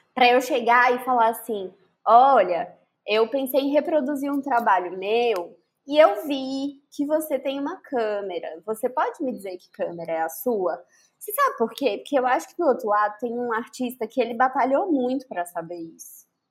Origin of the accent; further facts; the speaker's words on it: Brasília, Federal District, Brazil; now in Salvador, Brazil; Eu venho do Distrito Federal